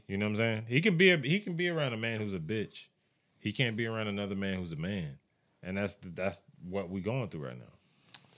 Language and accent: English; United States; As an American